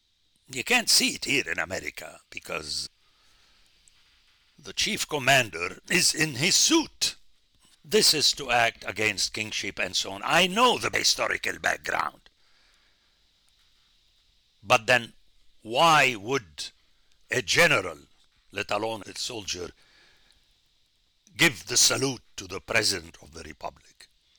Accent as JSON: {"language": "English", "country": "Jordan", "tie": "born or raised there", "also_born_or_lived": "Middle East", "said": "And I grew up in the Middle East, and it's still the tradition in Jordan"}